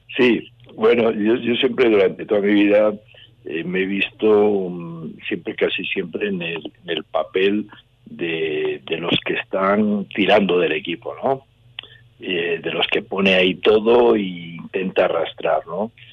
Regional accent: León, Castile and León, Spain; en mi tierra, aquí estoy entrenando

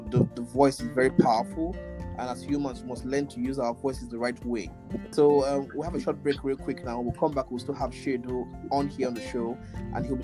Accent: Nigeria; I'm from Nigeria

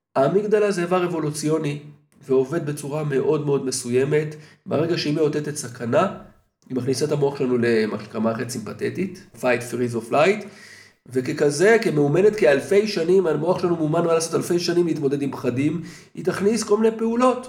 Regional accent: Israel; אנחנו כישראלים בעולם המערבי

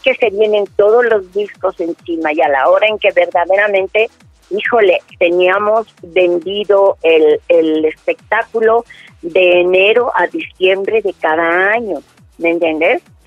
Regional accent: Mexico City, Mexico; moved away; also born or lived in Los Angeles; yo nací en la Ciudad de México el 10 de octubre de 1944

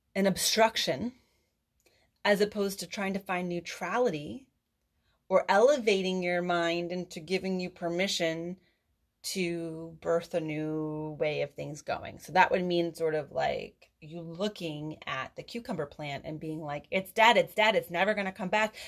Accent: East Coast, United States; I'm from the East Coast.

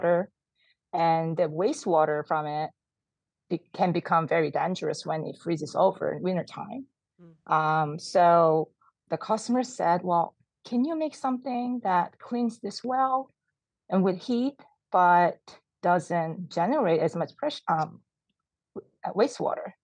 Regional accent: South Korea; now in California, United States; I was born and I grew up in South Korea

